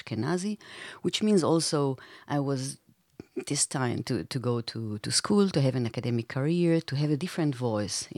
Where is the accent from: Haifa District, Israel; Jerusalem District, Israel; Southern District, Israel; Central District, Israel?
Southern District, Israel; Beersheba; now in Berlin, Germany; I was born in Israel, in Be'er Sheva, which is a city located in the south of Israel